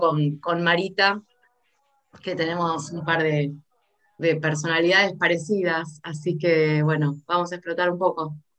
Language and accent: Spanish; Argentina; argentinísima soy